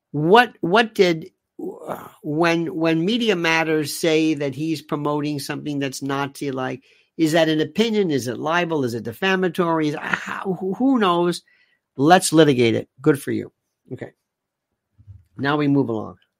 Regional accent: United States; I am an American

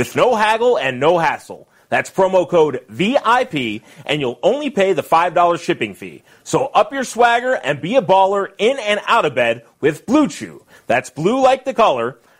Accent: Detroit, Michigan, United States; now in Las Vegas, United States; growing up in Detroit, my father had season tickets to the Detroit Pistons, so I grew up going to the games in the Bad Boy era

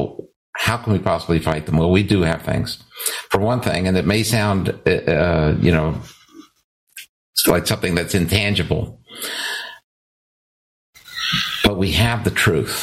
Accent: United States; moved away; also born or lived in Canada; as the American guy

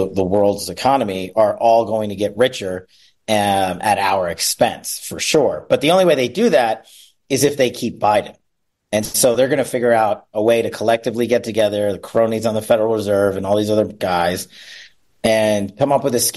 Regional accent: Las Vegas, Nevada, United States; back here in my hometown of Las Vegas

